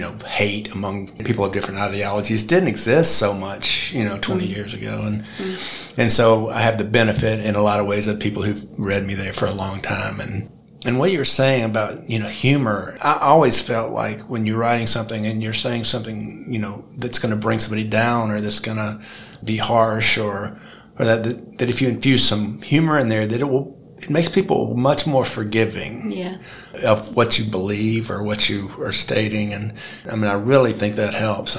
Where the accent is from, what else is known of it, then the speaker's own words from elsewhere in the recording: Birmingham, Alabama, United States; I was born in April of 1963, which is the precise moment in time, and just outside Birmingham, Alabama